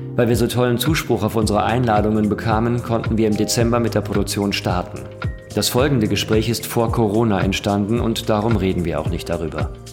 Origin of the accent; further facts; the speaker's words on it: Dortmund, North Rhine-Westphalia, Germany; also born or lived in Essen; Ich komme aus Dortmund.